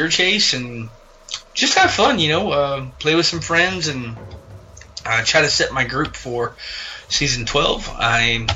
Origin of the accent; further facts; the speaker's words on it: the South, United States; I'm from the South